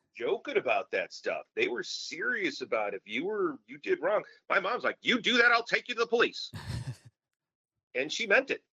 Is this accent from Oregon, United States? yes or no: no; Blue Island, Illinois, United States; I grew up in Blue Island, Illinois, and that's on the south side of Chicago.